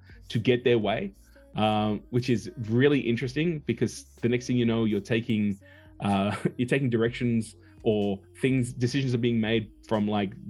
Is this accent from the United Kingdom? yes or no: no; Australia; moved away as an adult; also born or lived in Los Angeles; I'm a guy from the boondocks. I'm from Australia. I'm from down under